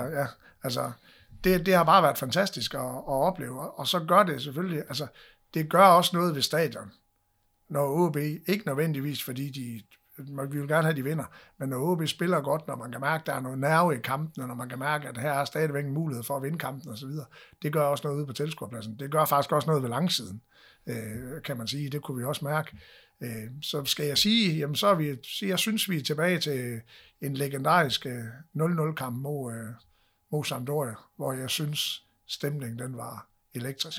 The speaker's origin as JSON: {"language": "Danish", "area": "North Jutland", "region": "North Denmark Region", "country": "Denmark", "said": "vi, vi er nordjyder"}